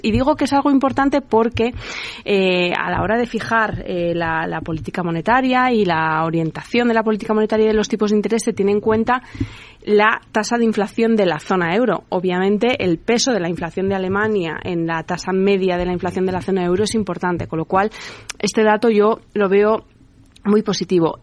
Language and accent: Spanish; Spain; industrializar nuestro país